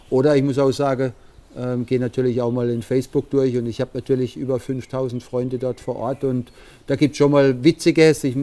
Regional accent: Karlsruhe, Baden-Württemberg, Germany; born there; also ich bin in Karlsruhe geboren.

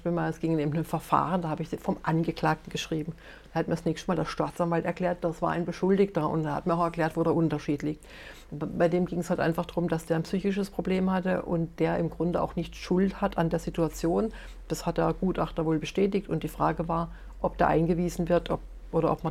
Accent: Rastatt, Baden-Württemberg, Germany; ich bin in Rastatt aufgewachsen. Ne? Also von daher, wenn ich mir das heute angucke, was da heute angeboten wird

